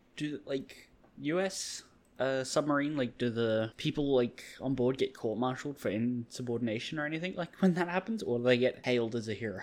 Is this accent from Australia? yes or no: yes; Australia; I'm an Australian